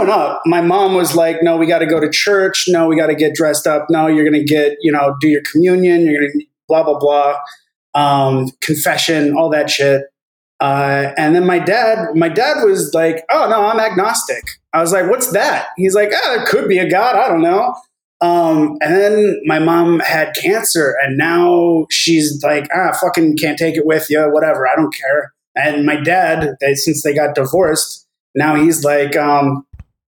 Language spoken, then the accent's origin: English; Livermore, California, United States; Livermore, the tiny town that I grew up in, you've probably heard, you know, the Fusion news that came out this week, where that's my hometown